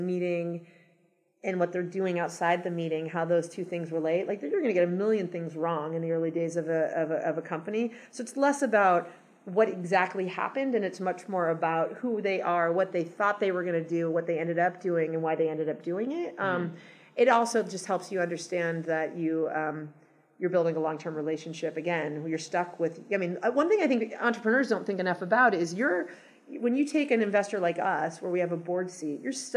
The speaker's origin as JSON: {"language": "English", "town": "Los Angeles", "region": "California", "country": "United States", "tie": "born or raised there", "also_born_or_lived": "New York / Boston / San Francisco / Seattle", "moved": "as an adult", "said": "I grew up in Los Angeles, and then I lived in lots of other cities for 15 years"}